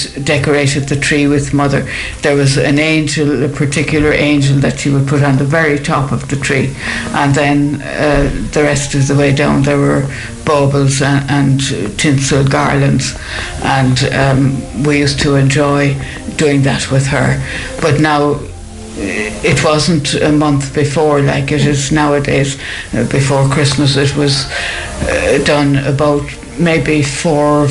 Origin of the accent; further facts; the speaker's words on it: Cork, Munster, Ireland; I grew up in Cork City, the second of four children